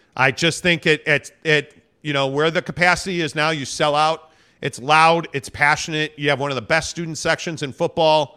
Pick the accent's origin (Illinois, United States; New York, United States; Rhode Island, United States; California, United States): Illinois, United States; Northbrook; now in Utah, United States; I'm a Northbrook guy